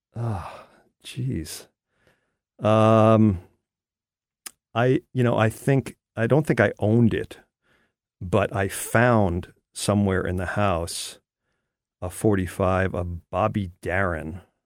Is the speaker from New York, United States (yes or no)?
yes; outside of New York City, United States; I grew up outside of New York City. Uh, I was born in the city